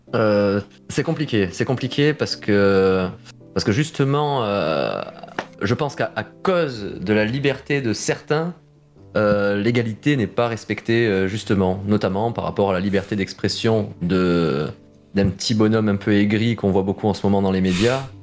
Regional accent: Marseille, Provence-Alpes-Côte d'Azur, France; moved away; j'ai passé une partie de mon enfance à Marseille

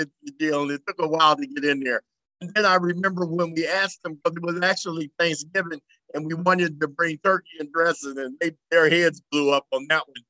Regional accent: Kansas City, Missouri, United States; I was born in Kansas City, Missouri

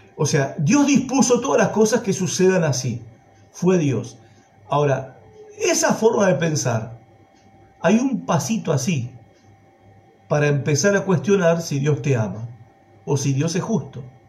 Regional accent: Argentina

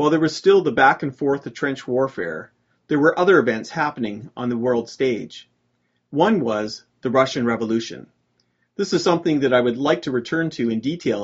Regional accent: Canada; As a Canadian

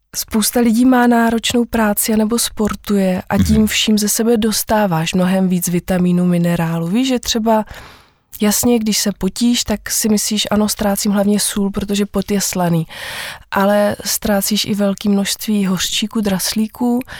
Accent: Vyškov, South Moravian Region, Czechia; jsem z Vyškova a vlastně ve Vyškově se trávím celý život

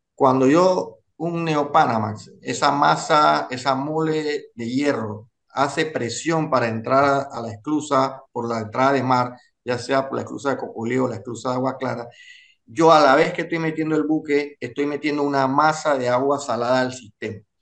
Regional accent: Panama; como panameños

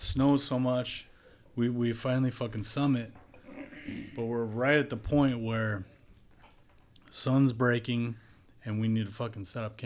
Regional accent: Wisconsin, United States; I grew up in Wisconsin.

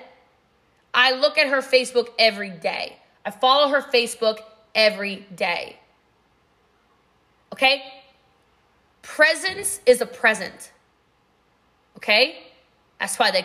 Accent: United States; I'm from America

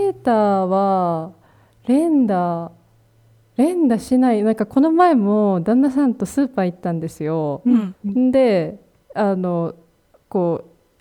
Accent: Kansai, Japan; 私たちも関西出身なんですけど

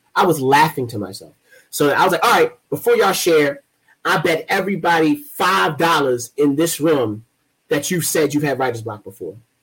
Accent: Baltimore, Maryland, United States; I am from Baltimore, like I am a Baltimore poet like him

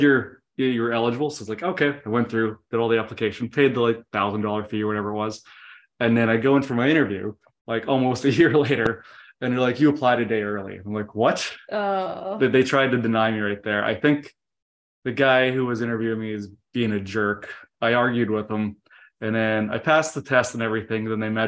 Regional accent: Canada; moved away as an adult; now in United States; I'm from Canada. Mm-hmm. I went through the immigration process as well.

